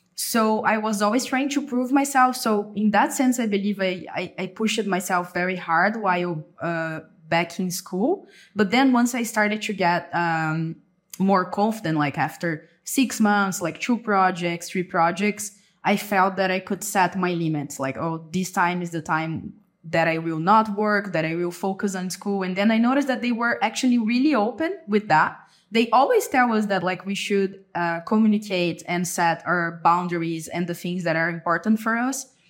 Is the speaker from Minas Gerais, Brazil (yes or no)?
no; Avaré, São Paulo, Brazil; moved away as an adult; now in São Paulo, Brazil; I'm from Brazil. I was born and raised in Avaré, a city in the countryside. Currently, I live in São Paulo